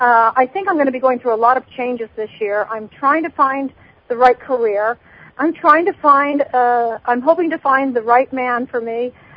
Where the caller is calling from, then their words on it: Utah, United States; I'm calling from Utah.